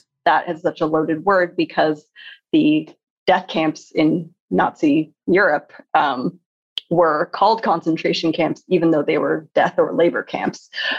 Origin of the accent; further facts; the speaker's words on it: Seattle, Washington, United States; when I was growing up in Seattle, there's a pretty big Japanese American community as well.